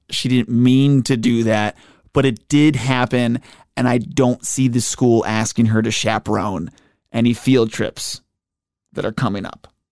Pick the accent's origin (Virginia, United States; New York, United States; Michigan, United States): New York, United States; Buffalo; moved away; I grew up in Buffalo